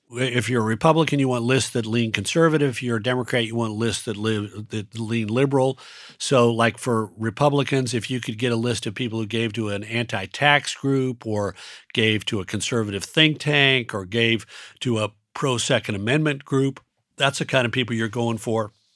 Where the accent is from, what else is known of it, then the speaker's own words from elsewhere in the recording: Mountain West, United States; moved away; also born or lived in Colorado / Nevada / Utah; I grew up in the West, which means that, you know, if you grow up in the Mountain West, Colorado, Nevada, and Utah